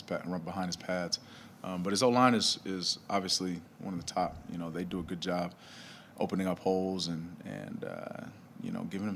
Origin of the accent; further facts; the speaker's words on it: Texas, United States; moved away; I'm from Texas, went to school there